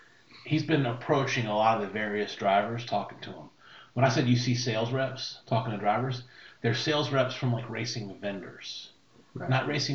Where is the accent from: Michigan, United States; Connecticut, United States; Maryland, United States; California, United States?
Connecticut, United States; I did. I'm from Connecticut.